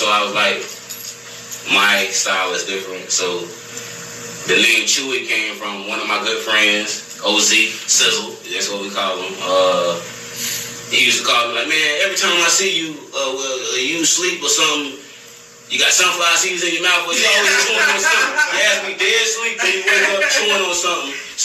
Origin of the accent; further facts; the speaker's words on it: Clearwater, Florida, United States; also born or lived in Tarpon Springs, Florida; originally from Clearwater, Florida, Tarpon Springs